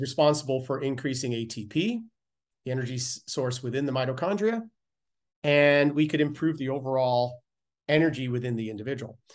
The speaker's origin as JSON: {"language": "English", "country": "Canada", "said": "being Canadian"}